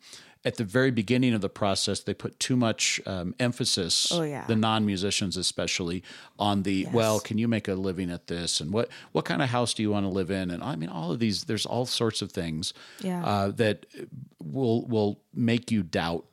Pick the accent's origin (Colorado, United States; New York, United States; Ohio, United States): Colorado, United States; Colorado Springs; I grew up in Colorado Springs. The Air Force Academy was right there.